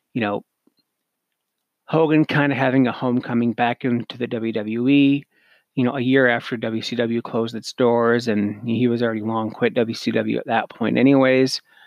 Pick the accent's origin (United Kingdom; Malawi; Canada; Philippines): Canada; me being Canadian